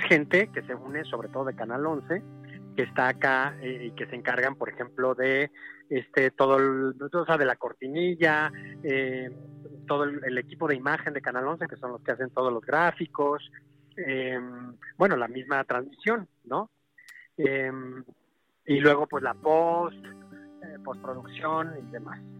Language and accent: Spanish; San Luis Potosí, Mexico; yo soy de San Luis Potosí